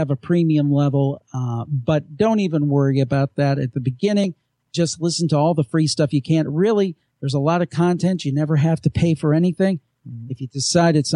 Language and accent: English; Cleveland, Ohio, United States; I'm from Cleveland